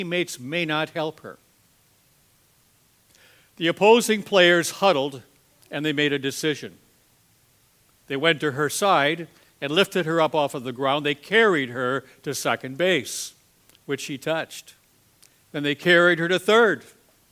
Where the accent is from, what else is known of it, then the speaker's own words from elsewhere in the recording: Green Bay, Wisconsin, United States; I'm from Green Bay, Wisconsin